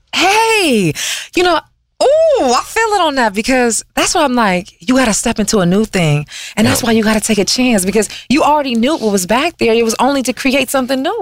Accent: Detroit, Michigan, United States; moved away as an adult; also born or lived in Washington, D.C. / New York; now in California, United States; I'm from Detroit.

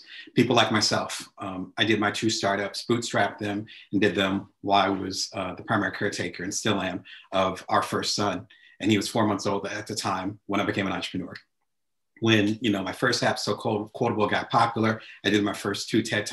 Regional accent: New Jersey, United States; moved away; I'm originally from the East Coast, so back in Jersey

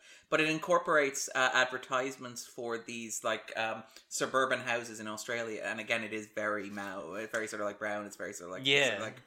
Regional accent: Ireland; as Irish people, like myself and Andrew

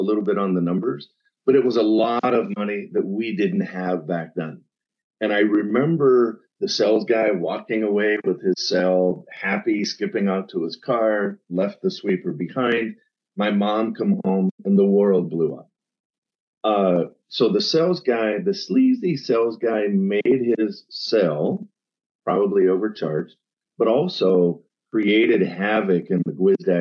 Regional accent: central Pennsylvania, United States; grew up in a small town in central PA of 800 people

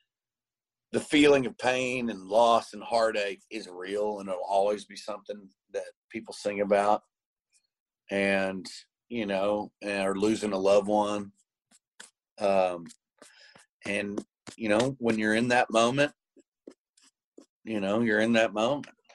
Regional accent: Tyler, Texas, United States; I bought this house that I grew up in Tyler now

